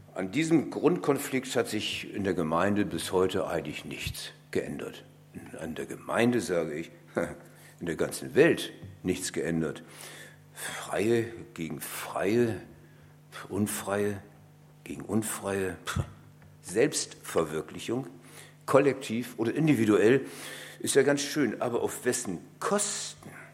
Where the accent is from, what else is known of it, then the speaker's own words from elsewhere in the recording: Bremen, Germany; Ich komme aus einer Stadt, ich bin Bremer durch und durch